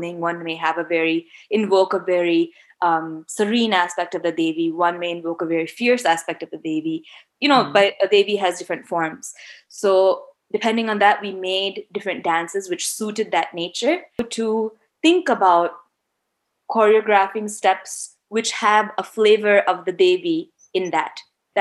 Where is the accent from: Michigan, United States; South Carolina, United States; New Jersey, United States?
Michigan, United States; I grew up in Michigan, so I was like any other Indian American